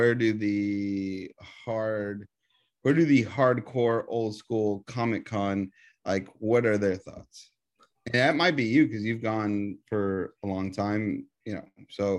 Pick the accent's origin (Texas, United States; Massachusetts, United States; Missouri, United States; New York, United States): Texas, United States; I'm from Texas.